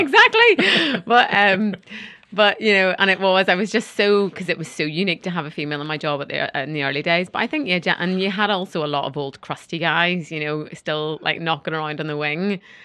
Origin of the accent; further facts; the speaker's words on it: Northern Ireland, United Kingdom; I'm from Northern Ireland